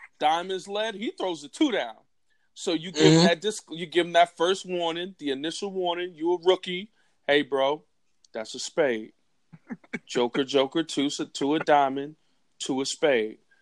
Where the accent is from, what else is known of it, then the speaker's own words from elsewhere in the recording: United States; I'm from Carolina